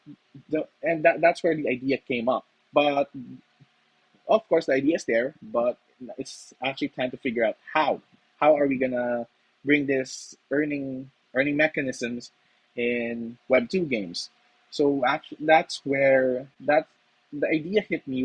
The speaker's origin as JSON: {"language": "English", "country": "Philippines", "said": "as a Filipino myself, it's actually part of our culture"}